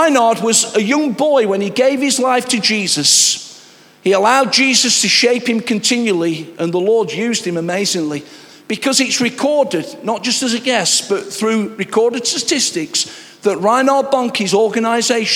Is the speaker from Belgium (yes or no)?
no; Nottingham, East Midlands, United Kingdom; I'm a Nottingham lad